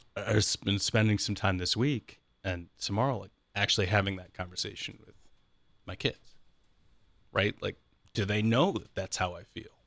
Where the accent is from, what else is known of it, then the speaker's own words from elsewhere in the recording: Columbus, Ohio, United States; I grew up in the Columbus area, right? So this has always been my home